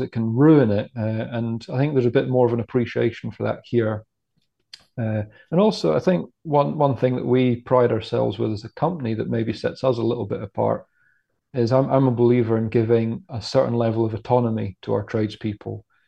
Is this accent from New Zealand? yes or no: no; Scotland, United Kingdom; growing up in Scotland